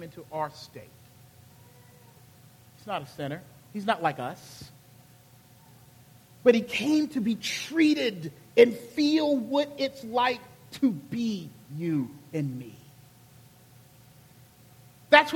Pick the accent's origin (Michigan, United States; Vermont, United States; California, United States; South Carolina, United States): South Carolina, United States; Charleston; I'm a good Southern boy from Charleston, South Carolina